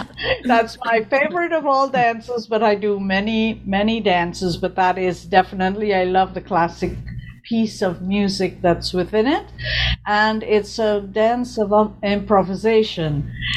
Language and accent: English; Guyana; now in California, United States; I am from Guyana, South America, descendants of Indian, Scottish and Portuguese parents. And I have lived in several countries.